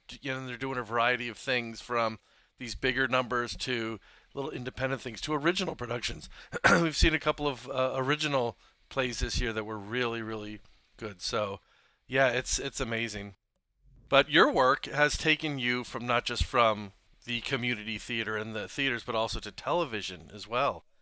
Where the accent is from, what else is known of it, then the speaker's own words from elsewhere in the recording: Philadelphia, Pennsylvania, United States; now in Port Orchard, United States; Having come from the East Coast, I grew up around Philadelphia